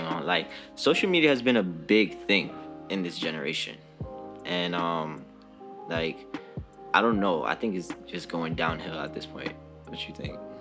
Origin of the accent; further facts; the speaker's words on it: New York City, New York, United States; I'm 21. I'm from the Bronx.